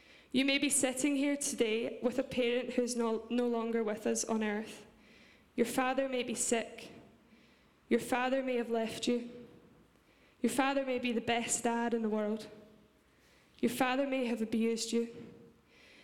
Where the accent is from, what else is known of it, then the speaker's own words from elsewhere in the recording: Scotland, United Kingdom; accent: Scottish; my Scottish accent